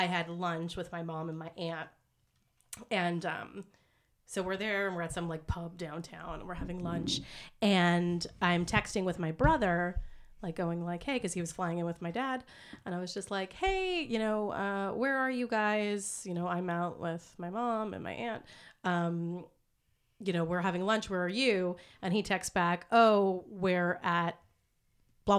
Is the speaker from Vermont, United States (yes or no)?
no; New York City, New York, United States; moved away; I'm from Staten Island